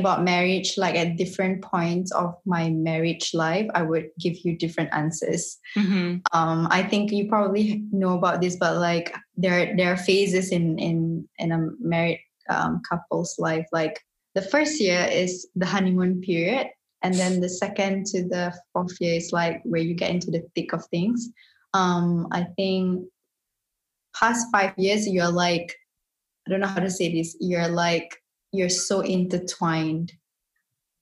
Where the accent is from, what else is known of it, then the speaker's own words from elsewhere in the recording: Singapore; moved away as an adult; now in Morocco; I grew up predominantly in Singapore.